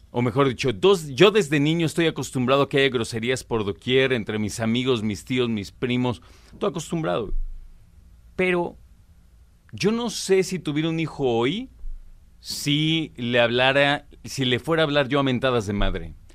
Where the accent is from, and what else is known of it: Mexico